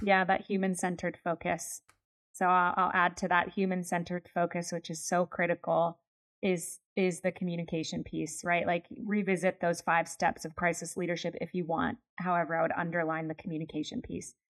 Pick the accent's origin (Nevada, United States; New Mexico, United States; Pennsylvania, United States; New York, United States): Pennsylvania, United States; I grew up in Pennsylvania.